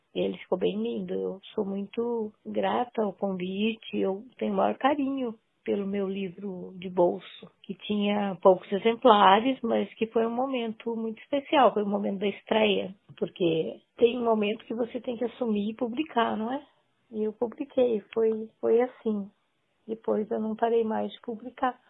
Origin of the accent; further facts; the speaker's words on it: northern Paraná, Brazil; also born or lived in Açaí, Paraná; now in Curitiba, Brazil; Eu nasci em Açaí, uma cidade próxima a Londrina. Passei minha infância no norte do Paraná e a juventude, vim viver em Curitiba com uns 30 anos